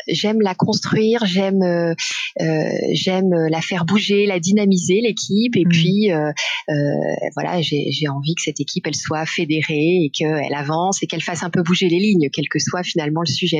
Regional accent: Besançon, Bourgogne-Franche-Comté, France; moved away as an adult; je suis née à Besançon et j'ai vécu beaucoup en Bourgogne-Franche-Comté, donc ah. jusqu'à mes études supérieures

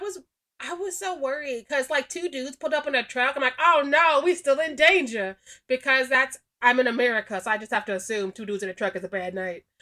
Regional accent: Missouri, United States; I'm from Missouri

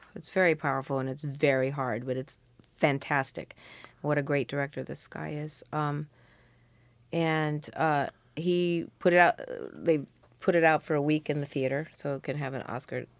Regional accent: New York City, New York, United States; I grew up around the Greenwich Village cafes

